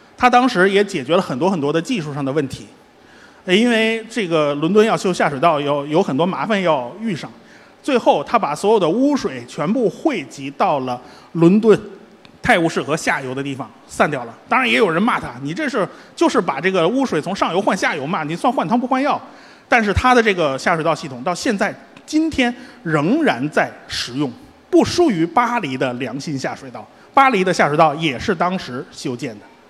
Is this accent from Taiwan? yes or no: no; Beijing, China; 我们北京人